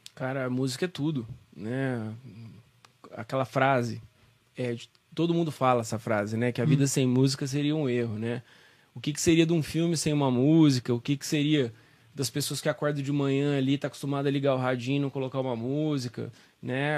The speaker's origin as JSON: {"language": "Portuguese", "town": "São Joaquim da Barra", "region": "São Paulo", "country": "Brazil", "tie": "born or raised there", "also_born_or_lived": "Ribeirão Preto", "said": "Nasci em São Joaquim"}